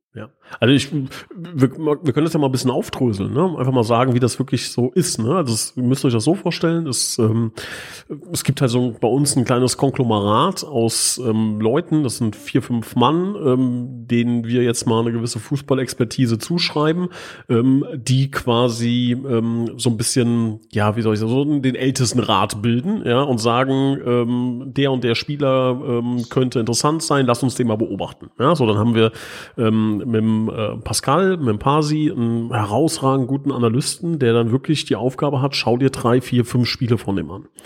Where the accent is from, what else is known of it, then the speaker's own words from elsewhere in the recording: Hesse, Germany; bei uns in Hessen